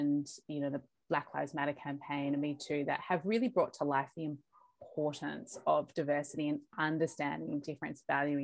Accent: Australia; also born or lived in Bogota, Colombia; I was born in Bogota in Colombia. And I came over to Australia when I was 6 weeks old

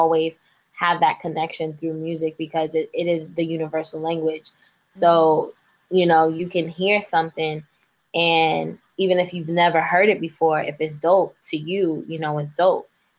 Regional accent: New York City, New York, United States; I'm from the Bronx

